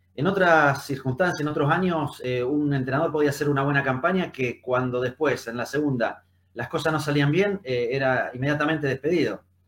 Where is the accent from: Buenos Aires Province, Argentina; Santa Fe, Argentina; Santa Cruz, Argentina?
Santa Fe, Argentina; San José de la Esquina; moved away; also born or lived in Buenos Aires / Rosario; mi pueblo, en el lugar de donde nací, donde vive mi familia, que se llama San José de la Esquina